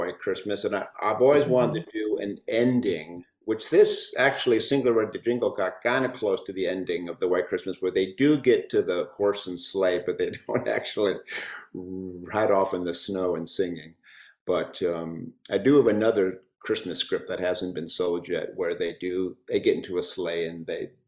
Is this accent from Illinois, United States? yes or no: yes; Chicago, Illinois, United States; I grew up in Chicago